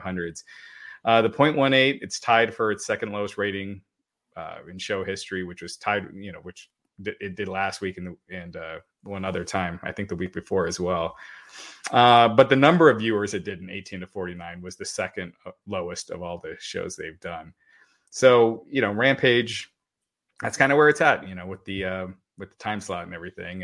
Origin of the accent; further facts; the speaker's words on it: Kentucky, United States; that's where I was born. I was born in Kentucky, me and my sister both